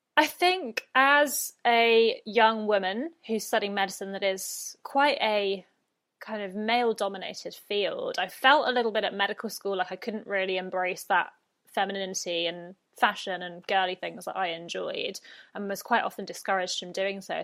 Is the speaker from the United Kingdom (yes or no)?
yes; United Kingdom; accent: British; moved away as an adult; now in Brisbane, Australia; I'm British, if the accent did not give me away.